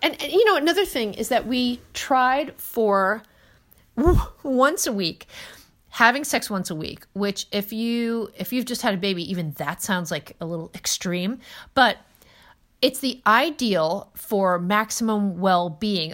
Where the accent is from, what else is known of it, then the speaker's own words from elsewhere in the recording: New Jersey, United States; I'm from New Jersey